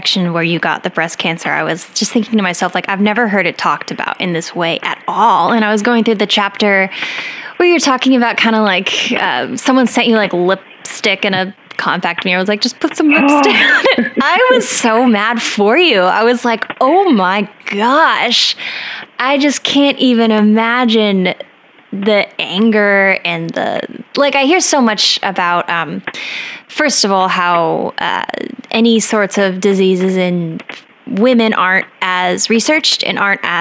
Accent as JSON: {"language": "English", "region": "Colorado", "country": "United States", "said": "I'm from Colorado where it snowed like in the middle of May sometimes."}